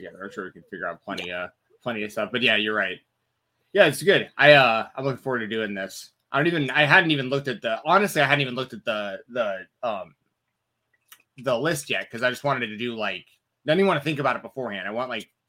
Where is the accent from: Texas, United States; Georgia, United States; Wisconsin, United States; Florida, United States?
Georgia, United States; Atlanta; I grew up in Atlanta, Georgia.